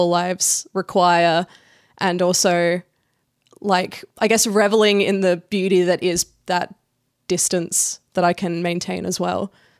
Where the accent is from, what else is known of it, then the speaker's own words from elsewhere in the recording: Australia; also born or lived in Indonesia; I grew up in between Australia and Indonesia. So I was a military kid. My dad's in the Air Force. And I moved around every 5 years. So I tell people I'm from Canberra because